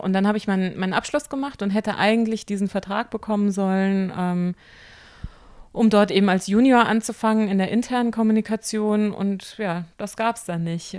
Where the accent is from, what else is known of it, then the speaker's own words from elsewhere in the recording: Rheinhessen, Rhineland-Palatinate, Germany; bei uns in Rheinhessen